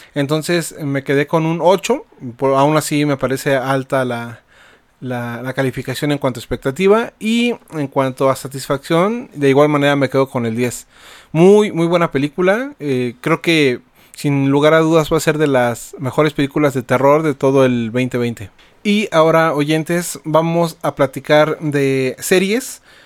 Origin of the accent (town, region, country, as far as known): Mexico